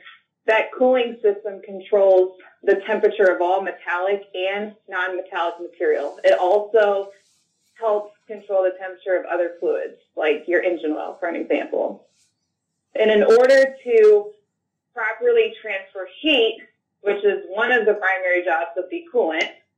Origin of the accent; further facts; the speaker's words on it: Cambridge, Illinois, United States; I'm from a small town in Northwest Illinois, Cambridge, Illinois